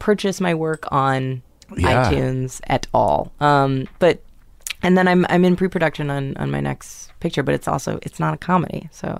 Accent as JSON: {"language": "English", "town": "New York City", "region": "New York", "country": "United States", "tie": "born or raised there", "said": "New York City. {S4} Mm-hmm. {S5} My hometown."}